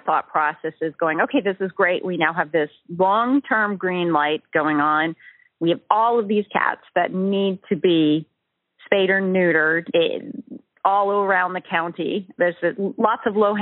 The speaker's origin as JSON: {"language": "English", "region": "New England", "country": "United States", "tie": "born or raised there", "said": "I grew up in the New England area"}